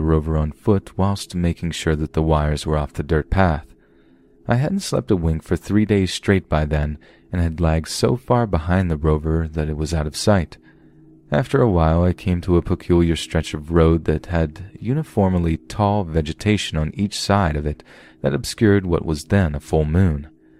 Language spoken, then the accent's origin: English; Singapore; I'm from Singapore, where healthy males are required to serve at least 2 years in the military.